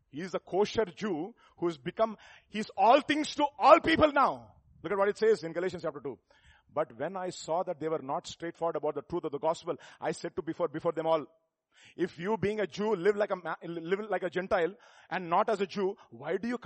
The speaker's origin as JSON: {"language": "English", "region": "South India", "country": "India", "said": "You are from North India. I'm from South India. In South India, different Indias again."}